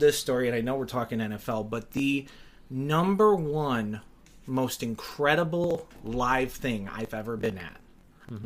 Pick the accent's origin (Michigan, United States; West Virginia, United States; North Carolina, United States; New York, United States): Michigan, United States; Detroit; also born or lived in Ohio; I grew up in uh, a suburb of Detroit, Michigan, um, but to two parents who came from Ohio. I was born in Ohio.